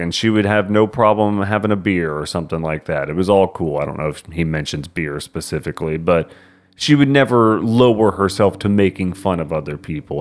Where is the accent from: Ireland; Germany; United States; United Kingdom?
United States; Texas; we're from Texas